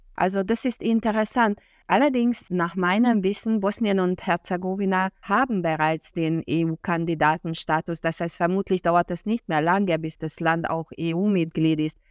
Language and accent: German; Hungary; moved away as an adult; ich in meiner Jugend als Ungarin in Ungarn Russisch gelernt habe